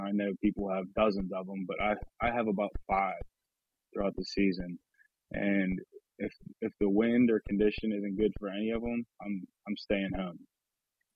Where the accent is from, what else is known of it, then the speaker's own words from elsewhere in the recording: New Castle, Pennsylvania, United States; I grew up in Lawrence County, Newcastle, Pennsylvania